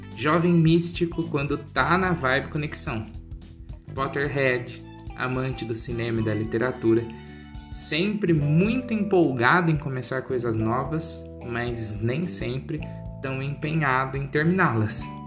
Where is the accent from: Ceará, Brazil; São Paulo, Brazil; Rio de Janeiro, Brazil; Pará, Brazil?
São Paulo, Brazil; Porto Ferreira; Eu nasci em Porto Ferreira, em maio de 1995